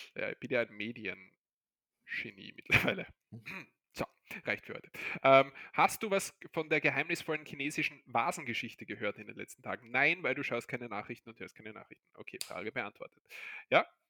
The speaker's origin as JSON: {"language": "German", "country": "Austria"}